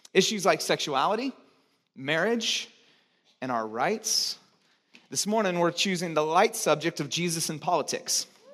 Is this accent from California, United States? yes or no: yes; Santa Cruz, California, United States; moved away; also born or lived in Chicago; I grew up in Santa Cruz, this strange, weird bubble